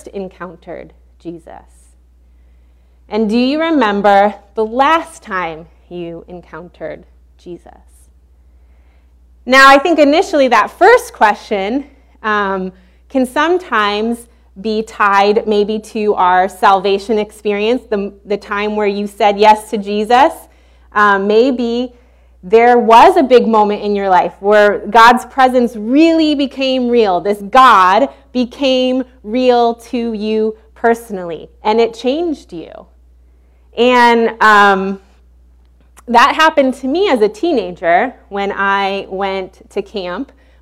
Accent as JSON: {"language": "English", "region": "Illinois", "country": "United States", "also_born_or_lived": "Baton Rouge, Louisiana", "moved": "as an adult", "said": "we're originally from Illinois"}